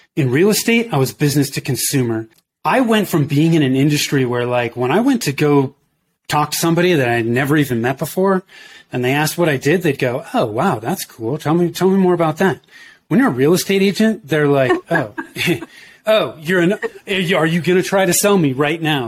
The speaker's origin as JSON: {"language": "English", "town": "Danville", "region": "California", "country": "United States", "tie": "born or raised there", "also_born_or_lived": "Oakland, California / Denver, Colorado", "moved": "as an adult", "said": "I grew up in Northern California in the Bay Area. So in the East Bay, uh, if you're familiar with that, I grew up in Danville. I was born in Oakland"}